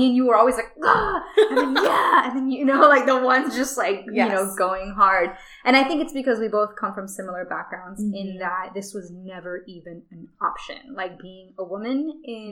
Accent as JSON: {"language": "English", "region": "South Florida", "country": "United States", "tie": "born or raised there", "moved": "yes", "said": "growing up in South Florida"}